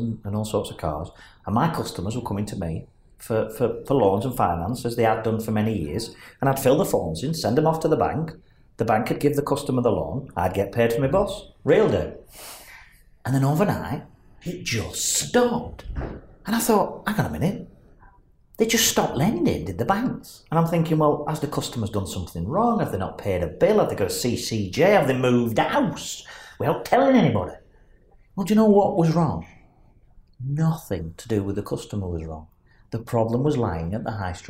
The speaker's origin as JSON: {"language": "English", "town": "Burnley", "region": "North West England", "country": "United Kingdom"}